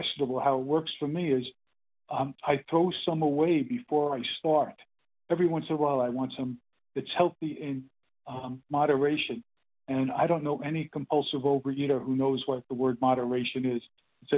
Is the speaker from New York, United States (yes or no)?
yes; Brooklyn, New York, United States; now in California, United States; I'm in California now, and I grew up in Brooklyn, New York